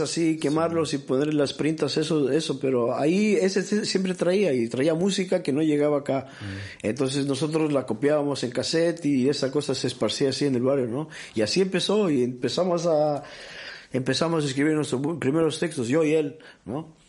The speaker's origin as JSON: {"language": "Spanish", "town": "Gothenburg", "region": "Västra Götaland", "country": "Sweden", "tie": "born or raised there", "also_born_or_lived": "Peru / Bolivia", "said": "cuando yo era niño, cuando era niño acá en Suecia, en, el, medios de los 80"}